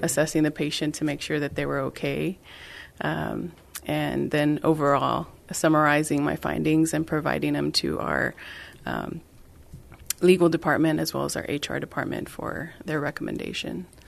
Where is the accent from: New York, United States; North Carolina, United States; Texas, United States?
Texas, United States; San Benito; moved away; I am originally from South Texas. So I'm from San Benito